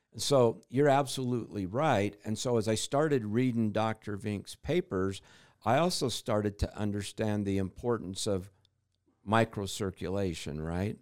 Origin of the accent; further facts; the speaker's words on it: Utah, United States; I grew up in Utah